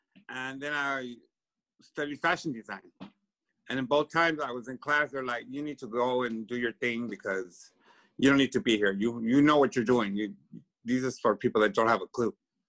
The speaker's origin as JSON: {"language": "English", "town": "Los Angeles", "region": "California", "country": "United States", "tie": "born or raised there", "said": "I'm from here, Pico Union. Los Angeles"}